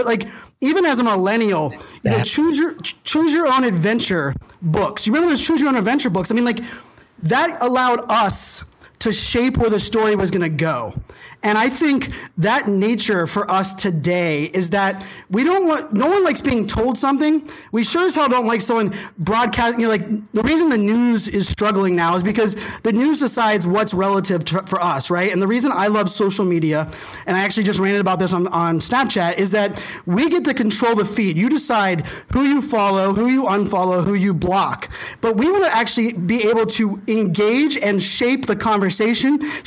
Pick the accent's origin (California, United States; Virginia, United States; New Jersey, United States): Virginia, United States; Virginia Beach; in high school, growing up in Virginia Beach